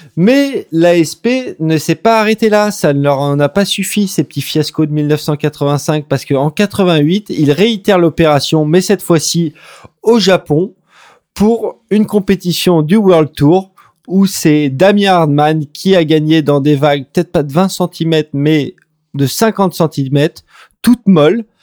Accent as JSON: {"language": "French", "country": "France", "said": "en tant que Français, on est un petit peu déçu"}